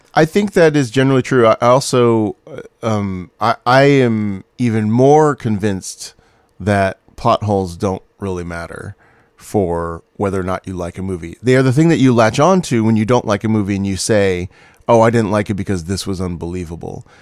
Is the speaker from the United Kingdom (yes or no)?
yes; Scotland, United Kingdom; accent: Scottish; now in Los Angeles, United States; my Scottish accent